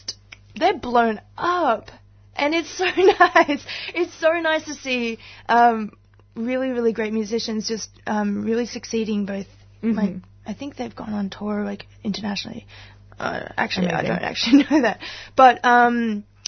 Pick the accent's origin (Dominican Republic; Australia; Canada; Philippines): Australia; Queensland; now in Melbourne, Australia; I'm originally from Queensland